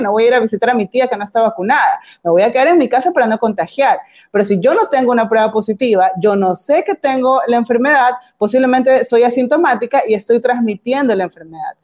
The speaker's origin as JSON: {"language": "Spanish", "town": "Guayaquil", "region": "Guayas", "country": "Ecuador", "said": "quienes somos de Guayaquil, quienes tenemos familiares en Guayaquil"}